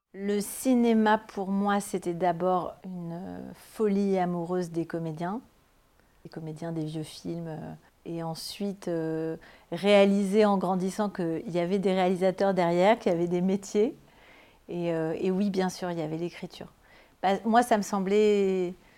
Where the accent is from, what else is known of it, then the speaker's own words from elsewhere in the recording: Toulouse, Occitania, France; qui est à Toulouse, à la fac du Mirail, à côté de là où j'ai grandi